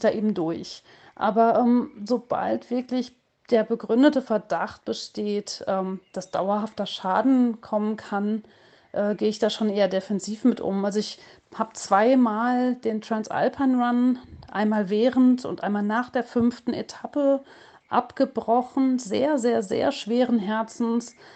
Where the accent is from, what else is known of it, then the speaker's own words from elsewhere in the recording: Hagen, North Rhine-Westphalia, Germany; in meiner Heimatstadt in Hagen